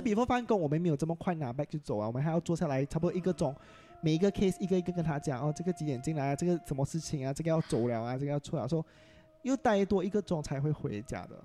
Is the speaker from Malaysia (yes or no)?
yes; Klang, Selangor, Malaysia; first language Hokkien; Chinese is a second language; 巴生人其实我们讲福建话最多的，对啊。因为我家里都是讲福建话的